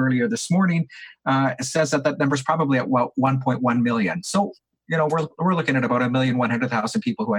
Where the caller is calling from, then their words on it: Calgary, Alberta, Canada; A local imam here, I'm calling from Calgary, a local imam here says